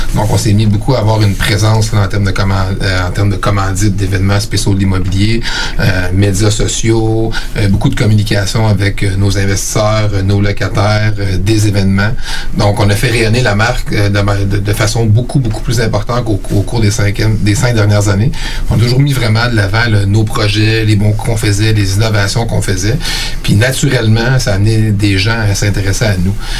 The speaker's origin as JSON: {"language": "French", "area": "Eastern Townships", "region": "Quebec", "country": "Canada", "also_born_or_lived": "Sherbrooke / Montreal", "moved": "as an adult", "lives_now": "Quebec City, Canada", "said": "moi, je viens euh, des cantons de l'Est."}